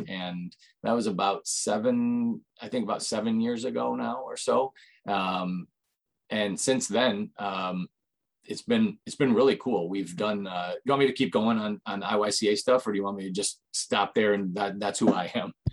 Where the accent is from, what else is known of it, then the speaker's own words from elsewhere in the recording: Michigan, United States; have lived in Michigan almost all my life